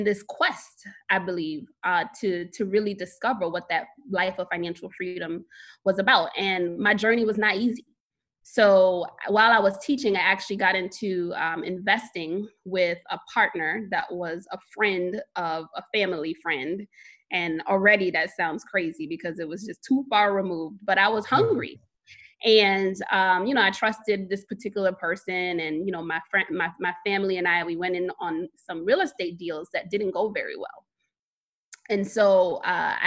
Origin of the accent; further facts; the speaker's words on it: New York City, New York, United States; I am born and raised in Brooklyn, New York.